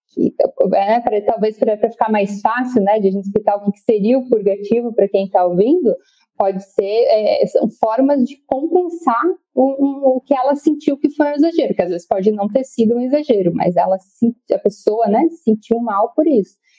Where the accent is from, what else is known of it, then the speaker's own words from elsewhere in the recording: Rio Grande do Sul, Brazil; moved away as an adult; now in Florianópolis, Brazil; sou gaúcha, mas vim aqui para Florianópolis fazer a, a faculdade e estou aqui desde então